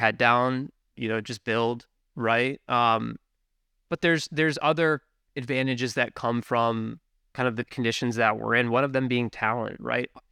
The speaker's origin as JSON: {"language": "English", "town": "Richmond", "region": "Virginia", "country": "United States", "tie": "born or raised there", "moved": "as an adult", "lives_now": "Buffalo, United States", "said": "born and raised in Richmond, Virginia"}